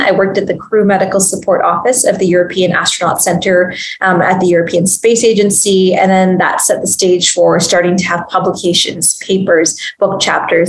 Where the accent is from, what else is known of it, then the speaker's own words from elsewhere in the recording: Canada; I'm a Canadian physician.